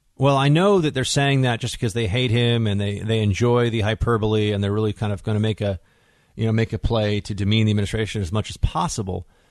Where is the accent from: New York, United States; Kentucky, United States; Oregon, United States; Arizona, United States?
New York, United States; New York City; here in New York City, here in my hometown